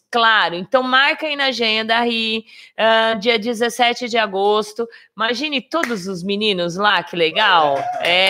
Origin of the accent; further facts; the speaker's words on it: Campinas, São Paulo, Brazil; É, depende, eu sou de Campinas.